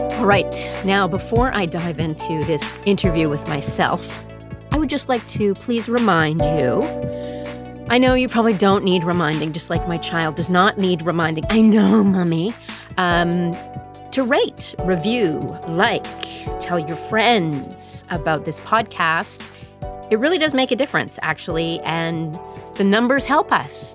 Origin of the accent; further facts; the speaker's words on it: Calgary, Alberta, Canada; also born or lived in Sudbury, Ontario; I mostly grew up in Calgary. I was born in Sudbury, Ontario, didn't live there very long